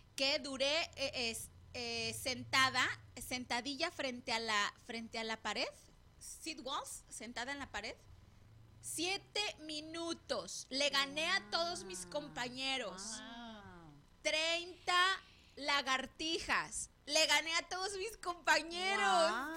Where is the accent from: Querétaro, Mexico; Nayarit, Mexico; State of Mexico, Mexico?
Nayarit, Mexico; Tepic; Yo soy de Nayarit y, Tepic, el Tepic, el centro de Tepic, por el centro de Tepic pasan las vías del tren.